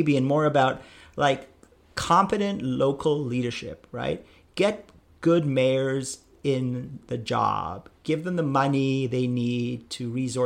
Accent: United States; I'm an American

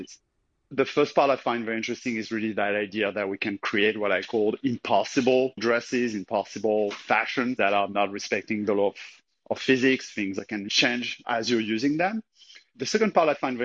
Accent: French Alps, France; I'm from the French Alps, so I grew up in an environment with a lot of space, a lot of nature.

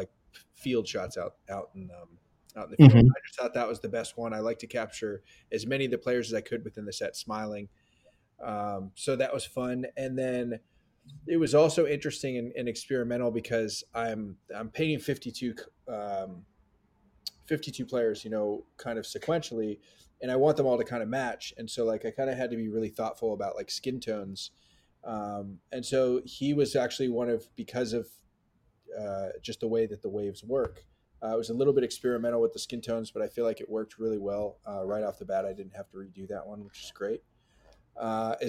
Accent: the Bay Area, California, United States; now in New York, United States; Growing up in the Bay, especially when I was older, like I would also go to Giants games

